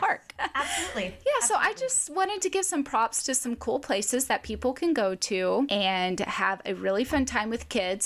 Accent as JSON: {"language": "English", "region": "Arkansas", "country": "United States", "tie": "born or raised there", "moved": "yes", "said": "growing up in Arkansas"}